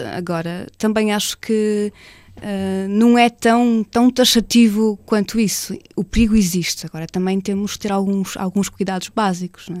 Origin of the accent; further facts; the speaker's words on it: Portugal; moved away as an adult; now in Brazil; sendo portuguesa, jornalista no Brasil